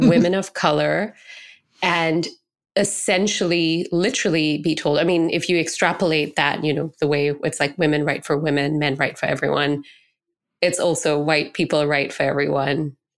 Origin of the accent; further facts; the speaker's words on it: Singapore; I grew up in Singapore, which is almost eighty percent Chinese, and I was a minority brown person, you know, an Indian person